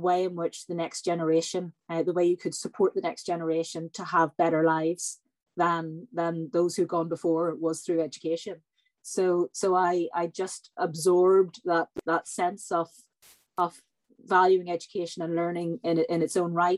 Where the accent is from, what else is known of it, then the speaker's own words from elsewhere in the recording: Northern Ireland, United Kingdom; moved away; also born or lived in Belfast; I grew up in Northern Ireland in the 1970s, 1980s. I went to university in Belfast in the mid-1990s